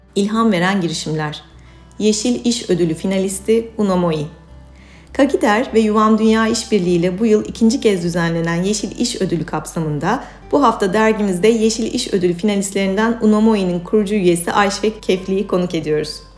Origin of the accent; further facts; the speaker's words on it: İzmir, Turkey; now in Istanbul, Turkey; İstanbul'da yaşayan ağaç, çiçek, hayvan, güneş, deniz meraklısı bir kedi ve iki çocuk annesi bir İzmirliyim